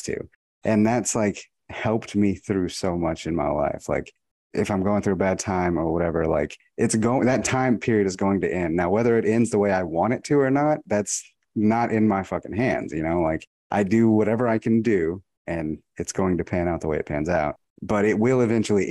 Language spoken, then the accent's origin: English; Texas, United States; I was from Texas